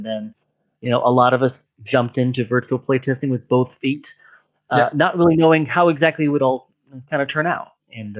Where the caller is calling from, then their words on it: Warsaw, Masovian Voivodeship, Poland; I'm calling in from Warsaw, Poland